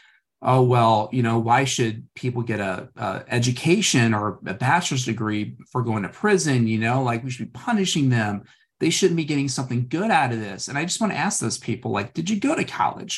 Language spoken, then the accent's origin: English; St. Louis, Missouri, United States; I'm from St. Louis, very blue collar family